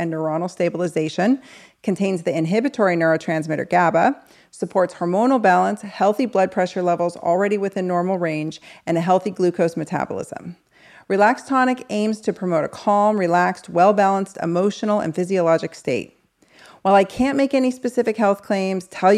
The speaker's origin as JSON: {"language": "English", "region": "Northern California", "country": "United States", "tie": "born or raised there", "also_born_or_lived": "St. Louis, Missouri", "said": "I was probably in second grade living in Northern California"}